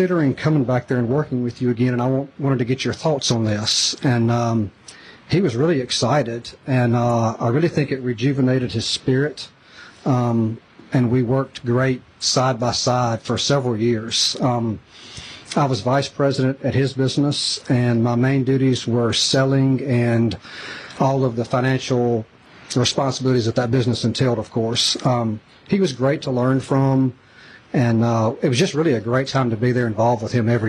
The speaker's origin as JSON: {"language": "English", "town": "Canton", "region": "Mississippi", "country": "United States", "tie": "born or raised there", "said": "So I grew up in Canton, a.k.a. the City of Lights, a few exits north of here."}